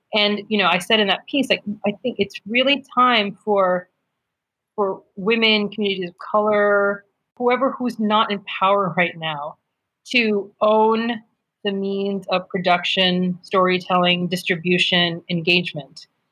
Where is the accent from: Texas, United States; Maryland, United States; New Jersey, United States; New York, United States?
New York, United States; upstate; I was raised in upstate New York